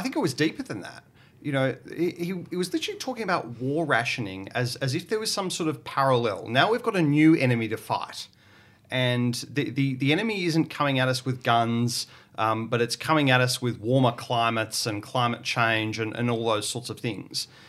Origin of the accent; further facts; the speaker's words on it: Portland, Victoria, Australia; I grew up in Portland, um, which is on the southwest coast of Victoria.